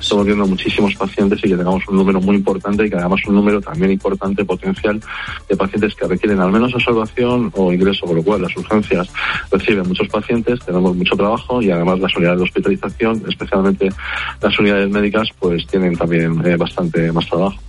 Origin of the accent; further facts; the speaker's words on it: Utrera, Andalusia, Spain; los uteranos estamos llamados a participar